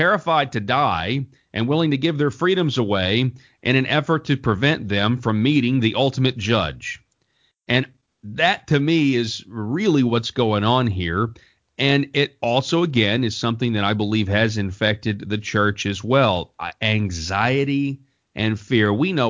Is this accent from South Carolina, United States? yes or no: no; Colorado, United States; the governor of my home state of Colorado